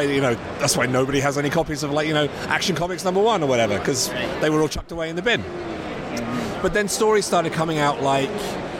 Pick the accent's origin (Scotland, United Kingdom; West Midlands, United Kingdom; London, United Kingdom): London, United Kingdom; also born or lived in Ireland; I grew up in London